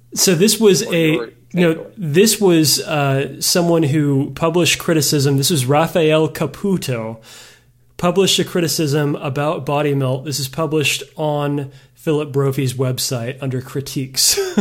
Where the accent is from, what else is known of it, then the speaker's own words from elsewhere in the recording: Texas, United States; As a Texan